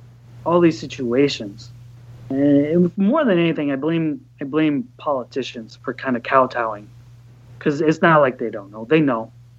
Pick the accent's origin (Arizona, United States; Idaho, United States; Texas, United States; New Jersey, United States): Texas, United States; now in Chicago, United States; where I grew up in Texas